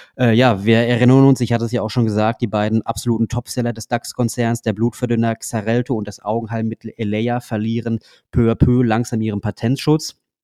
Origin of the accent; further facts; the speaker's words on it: Germany; bei uns in Deutschland